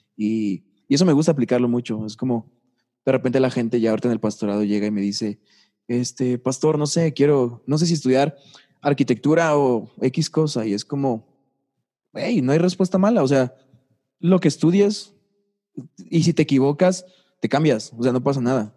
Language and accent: Spanish; Tlaxcala, Mexico; also born or lived in Puebla; Yo nací en Tlaxcala. Yo nací en Tlaxcala. Pasé hasta la prepa en Tlaxcala.